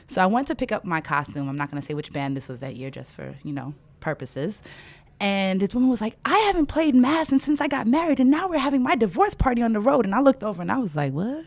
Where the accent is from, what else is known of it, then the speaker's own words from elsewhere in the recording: New York City, New York, United States; growing up in Brooklyn, New York, both of my parents are from Trinidad